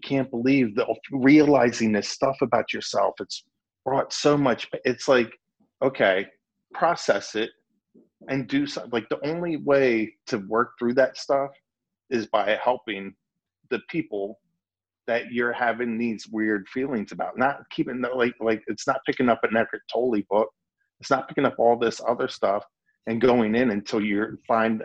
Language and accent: English; Lancaster County, Pennsylvania, United States; I grew up in Lancaster County